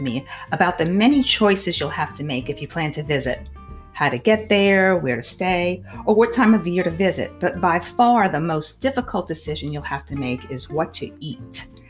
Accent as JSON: {"language": "English", "town": "New Orleans", "region": "Louisiana", "country": "United States", "tie": "born or raised there", "said": "I grew up in New Orleans"}